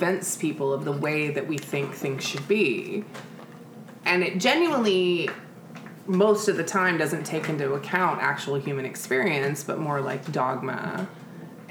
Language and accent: English; Houston, Texas, United States; I grew up in Houston